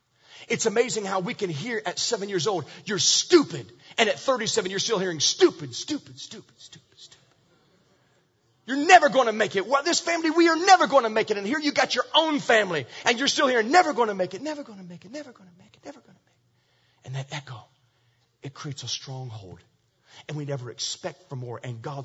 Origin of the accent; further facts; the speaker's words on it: Virginia, United States; Years ago, I told you I was raised in Virginia. And in Virginia, we lived in the mountains, like mountains.